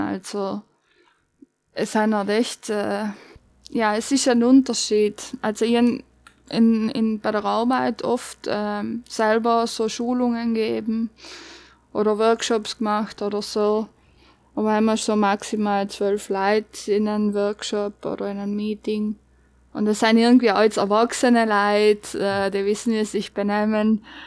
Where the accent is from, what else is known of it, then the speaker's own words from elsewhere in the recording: South Tyrol, Trentino-Alto Adige, Italy; also born or lived in Bosnia; wenn ich vierte Grundschule gegangen bin, haben sie mir dann nach Südtirol gezogen